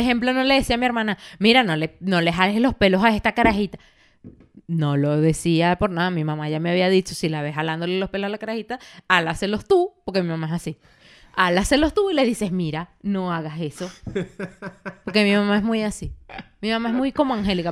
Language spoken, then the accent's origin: Spanish; Valencia, Carabobo, Venezuela; moved away as an adult; also born or lived in Caracas, Venezuela; cuando yo me fui de mi casa, de, en Venezuela, en Valencia, yo me fui a, Madrid, a Caracas.